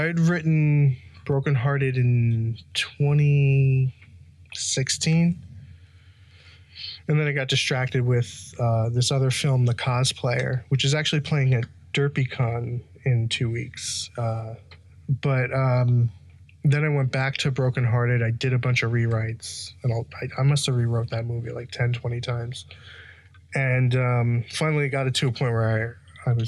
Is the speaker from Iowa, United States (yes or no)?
no; New York City, New York, United States; I grew up in Belrose, Queens